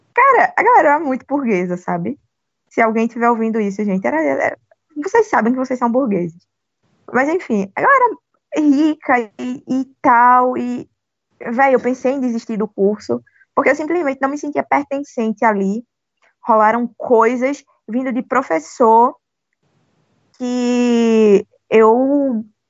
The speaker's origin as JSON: {"language": "Portuguese", "region": "Northeast Region", "country": "Brazil", "said": "além de negra, além de pobre, eu ainda por cima sou nordestina."}